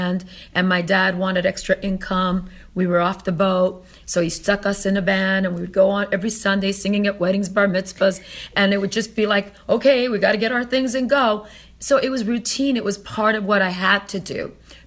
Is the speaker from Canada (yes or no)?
yes; Canada; also born or lived in Italy; I'm from Italy, raised in Canada